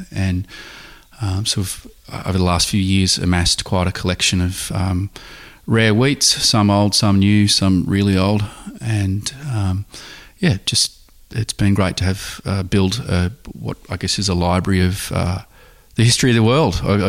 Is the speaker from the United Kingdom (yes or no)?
no; Langwarrin, Victoria, Australia; I grew up in Langwarrin, about 20 minutes from here.